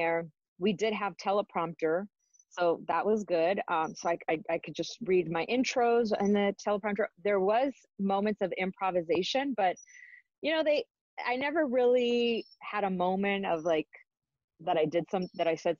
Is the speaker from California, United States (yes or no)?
yes; Los Angeles, California, United States; also born or lived in Arizona; my Spanish wasn't the best because I was born and raised here